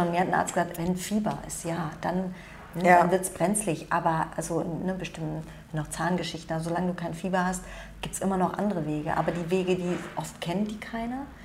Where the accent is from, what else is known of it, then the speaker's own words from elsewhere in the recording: South Korea; Das ist so, ähm, das machen die Koreaner, ich bin Koreaner